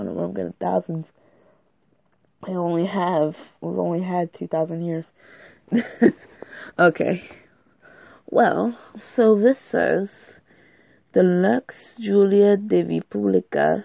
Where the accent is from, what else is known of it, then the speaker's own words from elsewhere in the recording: United States; I was born in America, so I'm African-American.